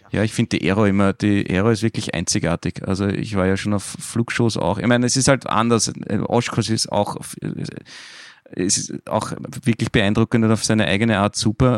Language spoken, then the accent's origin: German; Austria; bei uns in Österreich